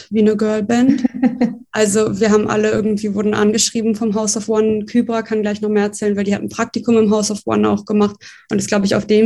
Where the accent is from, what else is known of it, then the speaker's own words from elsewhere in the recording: Berlin, Germany; geboren in Berlin und auch aufgewachsen hier. Also ich bin die einzige Berlinerin, das ist mir immer wichtig.